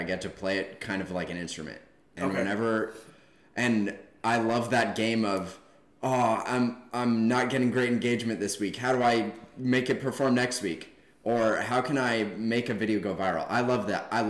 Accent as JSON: {"language": "English", "town": "Boulder", "region": "Colorado", "country": "United States", "tie": "born or raised there", "moved": "yes", "lives_now": "Arizona, United States", "said": "I grew up in Boulder, Colorado"}